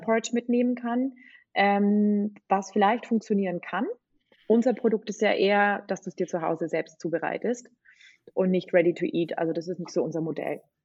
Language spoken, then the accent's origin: German; Bavaria, Germany; moved away as an adult; also born or lived in England; Also ich bin eigentlich volle Bayerin